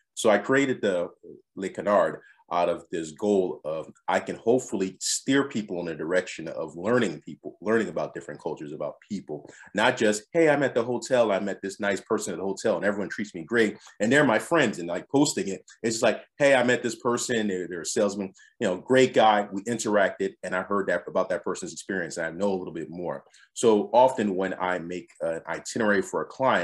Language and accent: English; Philadelphia, Pennsylvania, United States; moved away as an adult; also born or lived in Adelaide, Australia; Born and raised in Philadelphia